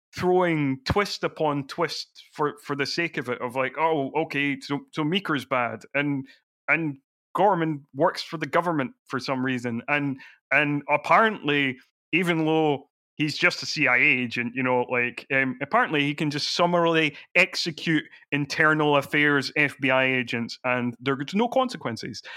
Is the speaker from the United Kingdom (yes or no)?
yes; Edinburgh, Scotland, United Kingdom; I grew up in Edinburgh, so I was always going to fringe shows